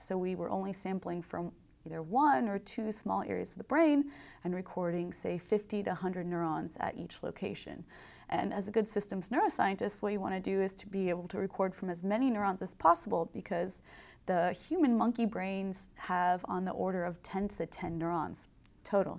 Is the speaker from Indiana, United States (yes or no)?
yes; Indiana, United States; also born or lived in Berkeley, California; I grew up in Indiana, and like all good Hoosiers who want to become engineers, I came to Purdue